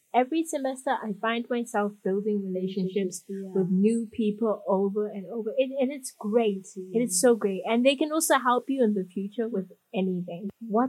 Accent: Nairobi, Kenya; also born or lived in Zimbabwe / South Africa; And I was born in Zimbabwe. Lived in South Africa, then moved to Kenya at quite a young age. Had my high school here. Bounced around from country to country for a bit, and now I'm living here in Nairobi as I finish my degree.

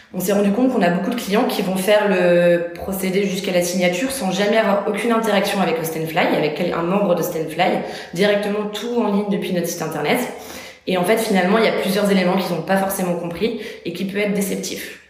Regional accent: Bordeaux, Nouvelle-Aquitaine, France; moved away as an adult; now in Paris, France; j'ai quitté aussi du coup ma ville d'origine pour venir à Paris. Je suis issue de Bordeaux à la base

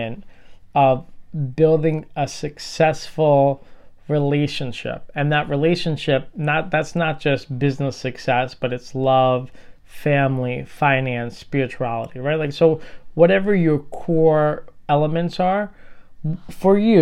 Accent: New York City, New York, United States; I'm from Brooklyn

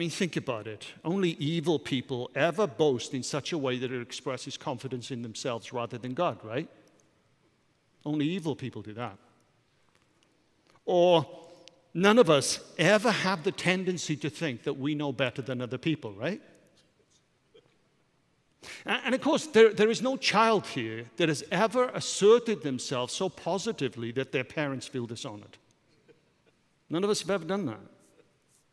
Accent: Wales, United Kingdom; I'm a Welshman.

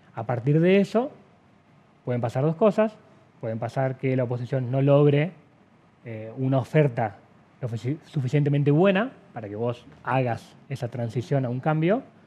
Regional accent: Salta, Argentina; somos los salteños

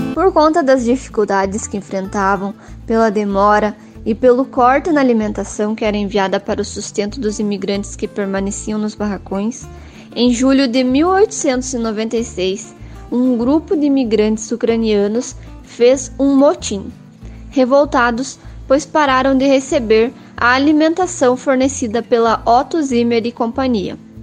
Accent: São Mateus do Sul, Paraná, Brazil

